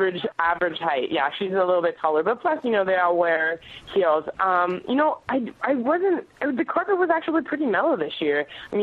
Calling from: Los Angeles, California, United States; I'm actually right outside the Nokia Theater right now.

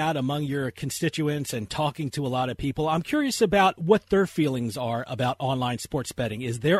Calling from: New Jersey, United States; I'm calling from New Jersey. So as a resident of New Jersey

